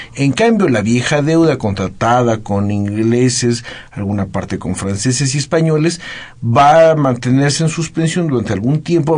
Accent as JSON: {"language": "Spanish", "country": "Mexico", "said": "como mexicanos"}